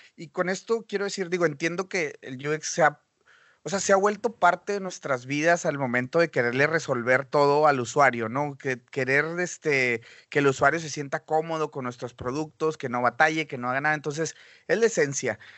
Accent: Mexico; moved away as an adult; also born or lived in Monterrey; now in Vancouver, Canada; yo soy diseñador mexicano

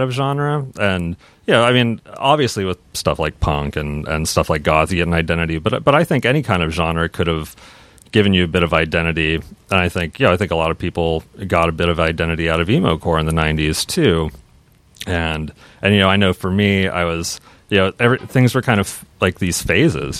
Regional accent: Seattle, Washington, United States; growing up in Seattle

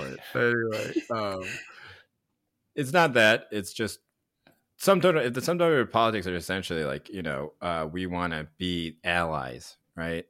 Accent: Chapel Hill, North Carolina, United States; Where I grew up in North Carolina

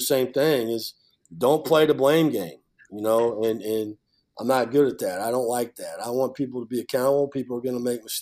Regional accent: Iowa City, Iowa, United States; moved away as an adult; I grew up in Iowa City, right outside of Iowa City, Iowa

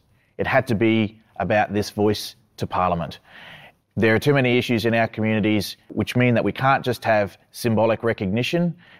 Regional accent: North Stradbroke Island, Quandamooka, Queensland, Australia; I'm from the Quandamooka peoples of Minjiriba, which is also known as North Stradbroke Island, just off the coast of Brisbane.

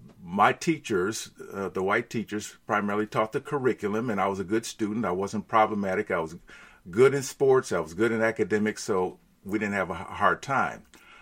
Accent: Glendale, Wisconsin, United States; born or raised there; also born or lived in Milwaukee, Wisconsin

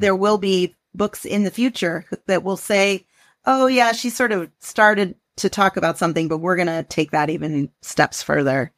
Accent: the Northwest, Pacific Northwest, United States; I am, was born and raised in the Northwest

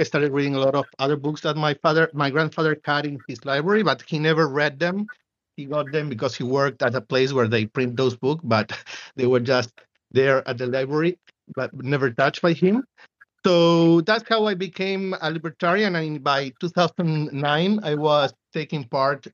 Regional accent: Buenos Aires, Argentina; I was born and raised in Buenos Aires, Argentina, in the capital.

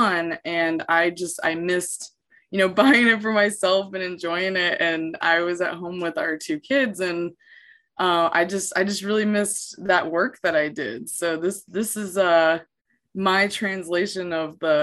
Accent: Hershey, Pennsylvania, United States; moved away as an adult; also born or lived in Florida; I grew up around Hershey, PA, like just 2 miles from there

